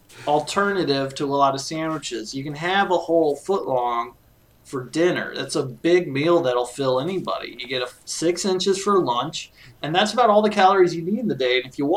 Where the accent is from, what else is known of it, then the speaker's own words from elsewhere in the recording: Indianapolis, Indiana, United States; I wish I was back home where I was born in Indianapolis, Indiana, in August 23rd, 1977.